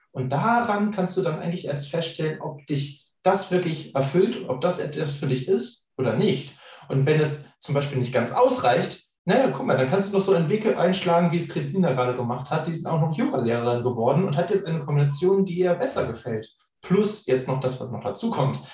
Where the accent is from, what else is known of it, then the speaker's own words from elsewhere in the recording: Northern Germany, Germany; als Norddeutscher